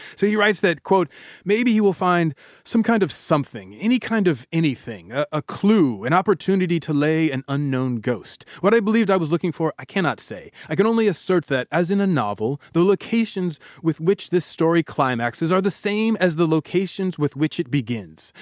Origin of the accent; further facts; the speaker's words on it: the South, United States; I was born in the South